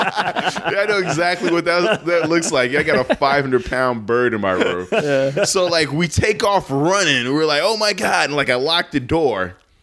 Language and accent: English; Chicago, Illinois, United States; moved away; Because we're both from Chicago.